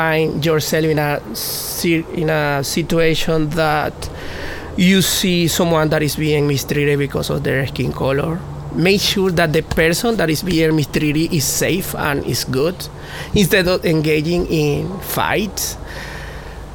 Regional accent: Venezuela; English is a second language; moved away as an adult; now in United States; growing up in Venezuela

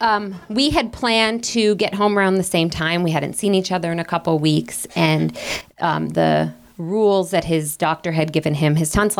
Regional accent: Detroit, Michigan, United States; also born or lived in Chicago; now in Missoula, United States; I'm from Detroit

